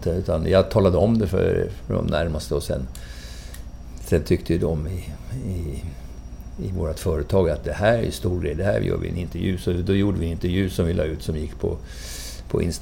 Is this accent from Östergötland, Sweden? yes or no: yes; Valdemarsvik, Östergötland, Sweden; moved away; also born or lived in Lidingö; Östgöte, gudskelov. jag är från Valdemarsvik